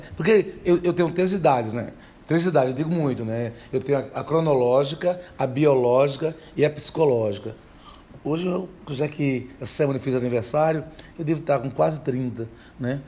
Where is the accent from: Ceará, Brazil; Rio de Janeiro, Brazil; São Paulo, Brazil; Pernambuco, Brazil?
Pernambuco, Brazil; São Vicente Férrer; also born or lived in Recife; Eu nasci em Recife, me criei em São Vicente Ferre